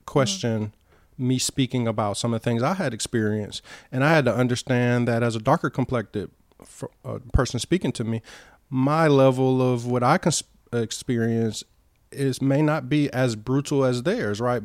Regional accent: Albany, Georgia, United States; born or raised there; accent: Southern; moved away as an adult; also born or lived in Cleveland, Ohio; now in United Arab Emirates

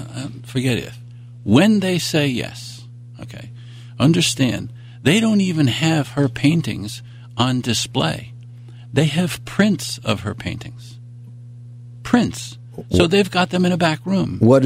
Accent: New York, United States; and I'm a New Yorker for the most part. I mean, I've been around because I'm an Army brat.

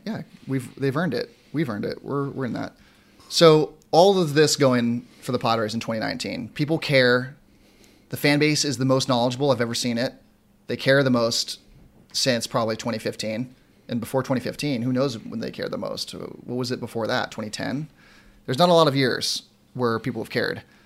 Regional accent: San Diego, California, United States; I'm born and raised in San Diego

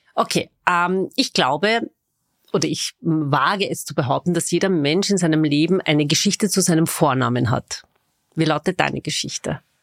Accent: Vienna, Austria; Ich bin waschechte Wienerin, das behaupte ich zumindest

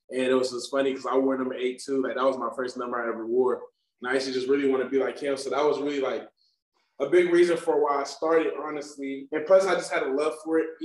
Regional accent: Chickasha, Oklahoma, United States; So my uncles, so I started, I say Chickasha, Oklahoma is like a small ass town.

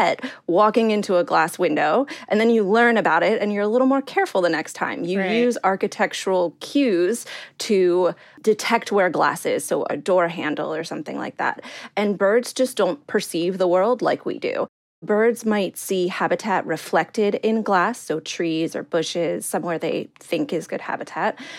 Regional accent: Maryland, United States; moved away; also born or lived in New York City; growing up in Maryland

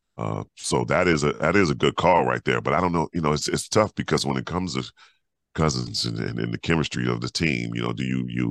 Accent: California, United States; California kid

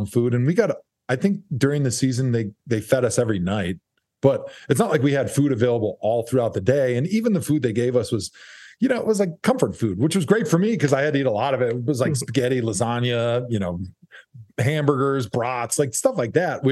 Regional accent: Wisconsin, United States; I'm a lineman from Wisconsin.

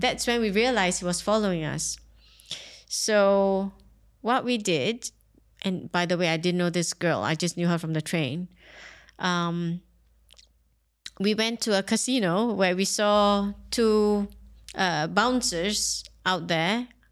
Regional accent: Singapore; now in Dubai, United Arab Emirates; I grew up in Singapore

